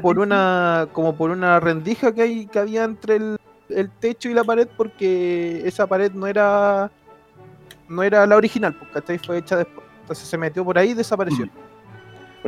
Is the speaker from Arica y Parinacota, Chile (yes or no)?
no; Santiago, Santiago Metropolitan Region, Chile; also born or lived in San Francisco de Mostazal, Chile; yo nací en Santiago, viví como tres años en un pueblito de la sexta